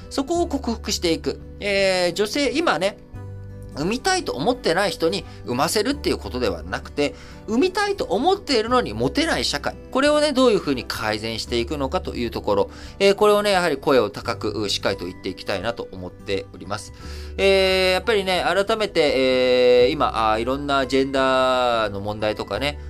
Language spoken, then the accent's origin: Japanese; Japan; also born or lived in Thailand; 生まれも育ちも日本で